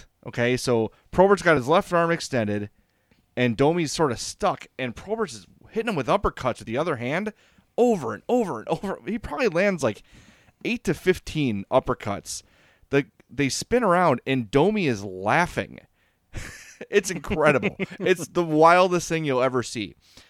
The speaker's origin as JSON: {"language": "English", "town": "Oak Lawn", "region": "Illinois", "country": "United States", "tie": "born or raised there", "said": "I grew up very sheltered. I grew up in Oak Lawn."}